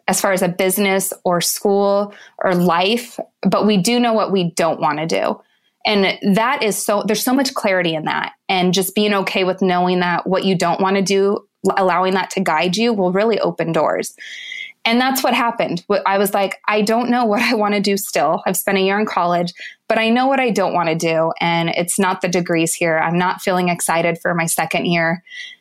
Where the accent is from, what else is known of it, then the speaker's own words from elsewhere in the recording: Lancaster, California, United States; I grew up in Southern California in a town called Lancaster.